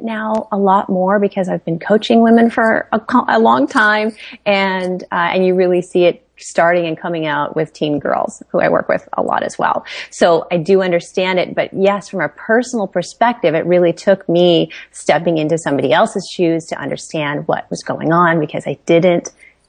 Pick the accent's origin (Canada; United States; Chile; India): India; born there; I was born in India.